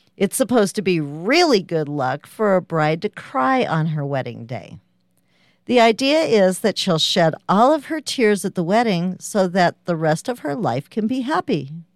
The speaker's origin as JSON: {"language": "English", "country": "United States", "said": "I'm American"}